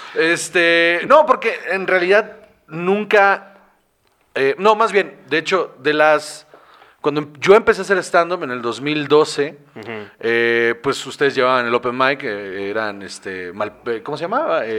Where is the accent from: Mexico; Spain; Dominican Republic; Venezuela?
Mexico; Guaymas, Sonora; soy de Guaymas